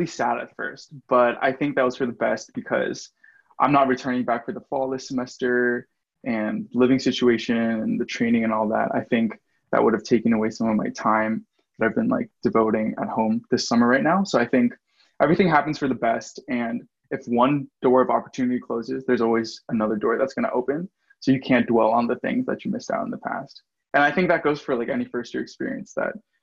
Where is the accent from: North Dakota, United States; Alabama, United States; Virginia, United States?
Virginia, United States; I'm in state